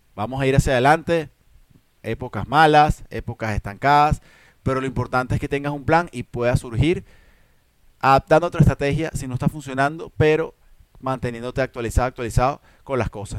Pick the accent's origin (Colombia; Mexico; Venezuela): Venezuela; como decimos en Venezuela